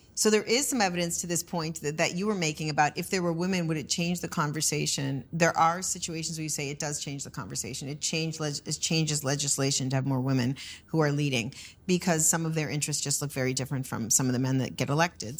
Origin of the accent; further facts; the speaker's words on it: United States; as an American